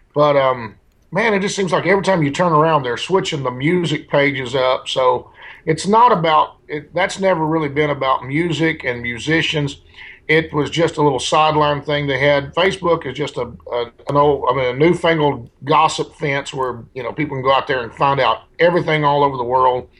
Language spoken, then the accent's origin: English; El Dorado, Arkansas, United States; now in Nashville, United States; my hometown, El Dorado, Arkansas